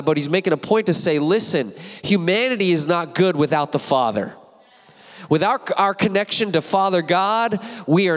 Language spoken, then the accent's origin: English; Apple Valley, California, United States; I went to Apple Valley High School myself, High Desert